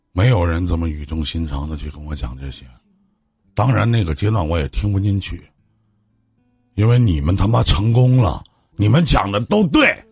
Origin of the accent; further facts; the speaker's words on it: Northeast China, China; accent: Northeastern; 我们东北话